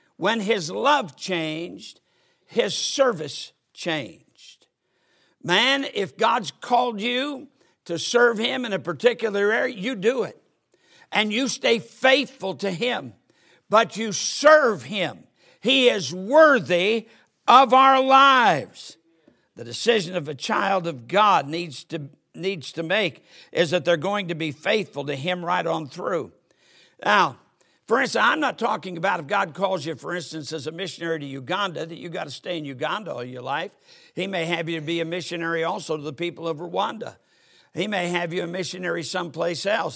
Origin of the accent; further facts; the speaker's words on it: United States; I'm an American. I'm proud to be an American